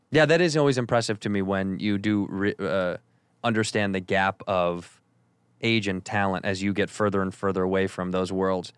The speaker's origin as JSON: {"language": "English", "town": "Chicago", "region": "Illinois", "country": "United States", "tie": "born or raised there", "moved": "as an adult", "lives_now": "Los Angeles, United States", "said": "Chicago's my hometown"}